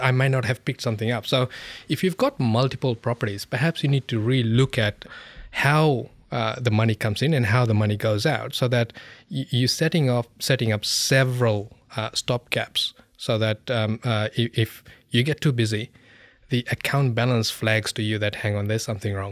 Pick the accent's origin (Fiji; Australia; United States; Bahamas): Fiji; moved away; I come from Fiji